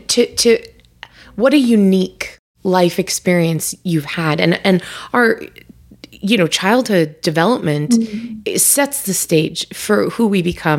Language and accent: English; Long Island, New York, United States; we were a traditional Italian Catholic family growing growing up on Long Island, New York, you know, in your picket fence, your typical American, you know, neighborhood where all the houses look the same, exactly suburbia.